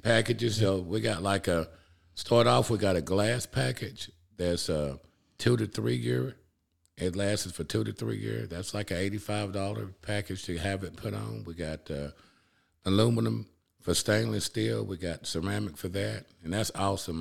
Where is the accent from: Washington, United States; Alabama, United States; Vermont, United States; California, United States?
Alabama, United States; Cullman; also born or lived in Hayden, Alabama; I'm originally from Cullman, Alabama